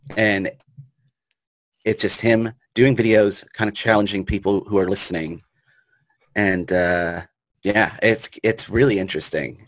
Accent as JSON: {"language": "English", "town": "Richmond", "region": "Virginia", "country": "United States", "tie": "born or raised there", "said": "growing up in uh, Richmond, Virginia"}